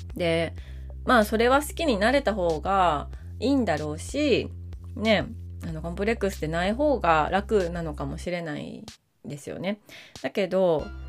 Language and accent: Japanese; Maizuru, Kyoto, Japan; 京都府の日本海側の舞鶴というところが出身でしてでもう生まれてからずっと